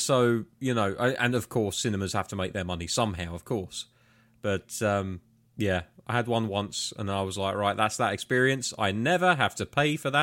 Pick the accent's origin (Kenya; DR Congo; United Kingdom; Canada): United Kingdom; being British